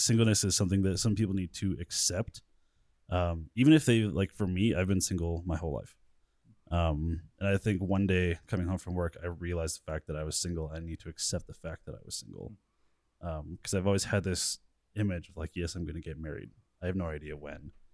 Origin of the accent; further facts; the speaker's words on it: Colorado, United States; I'm from Colorado, born and raised here